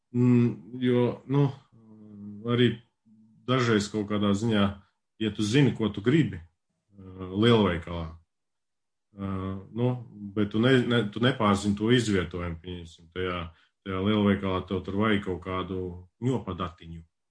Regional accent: Latvia; now in Sweden; es pašlaik esmu Zviedrijā, bet es nāku uh, no Latvijas

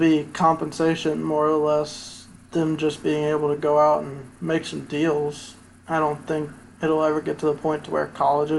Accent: Louisville, Kentucky, United States; moved away; I'm originally from Louisville

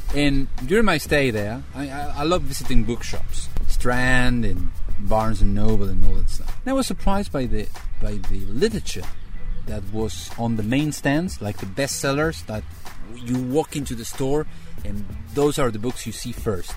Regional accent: Minneapolis, Minnesota, United States; moved away as an adult; also born or lived in Bolivia; now in Buenos Aires, Argentina; I hail from Minneapolis, Minnesota

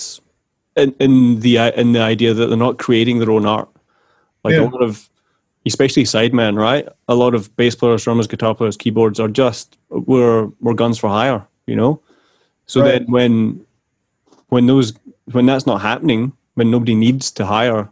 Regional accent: Glasgow, Scotland, United Kingdom; moved away as an adult; I'm originally from Glasgow in Scotland

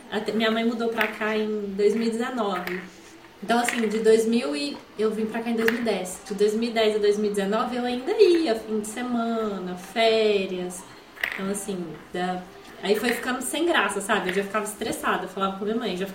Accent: Brazil; eu dei como brasileira fora daqui.

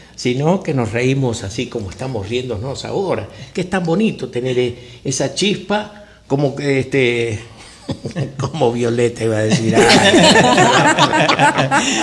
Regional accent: Tres Arroyos, Buenos Aires Province, Argentina; also born or lived in Salta; now in United States; yo nací eh, este, en la ciudad de Tres Arroyos, está al sur de la capital argentina

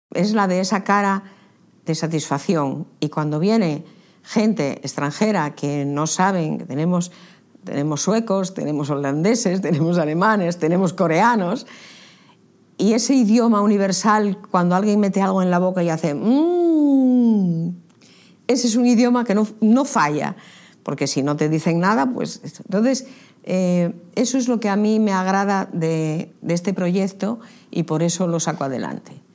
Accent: Candamo, Asturias, Spain; born or raised there

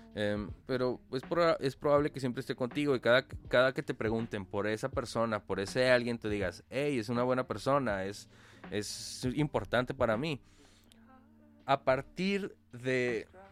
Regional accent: Mexico

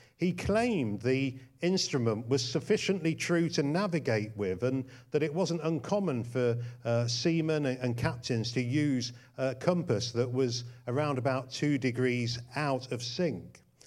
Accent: England, United Kingdom; we're not Americans. Uh, we're English.

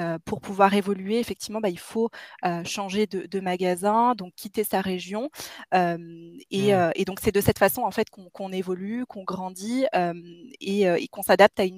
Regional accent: Grenoble, Auvergne-Rhône-Alpes, France; j'ai 28 ans, je suis originaire de la région grenobloise

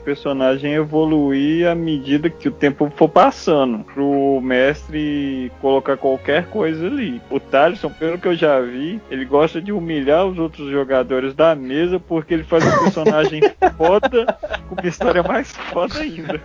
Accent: Belo Horizonte, Minas Gerais, Brazil; eu sou de Belo Horizonte

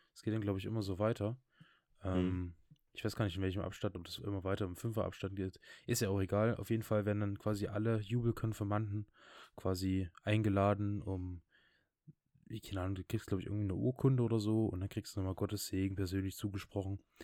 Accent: Saxony, Germany; bei uns in Sachsen

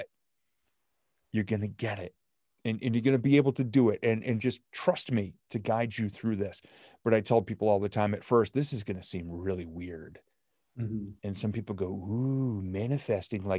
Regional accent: New England, United States; I'm from New England

